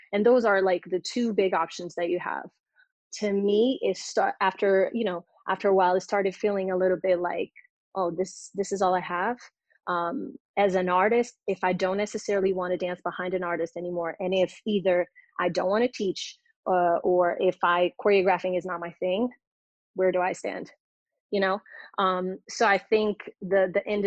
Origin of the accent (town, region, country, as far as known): Portugal; born or raised there; English is a second language; also born or lived in London; now in Los Angeles, United States